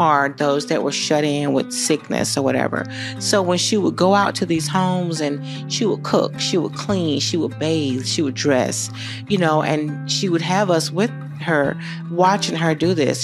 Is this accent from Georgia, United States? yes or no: yes; Americus, Georgia, United States; I grew up here. I, um, graduated from America's High School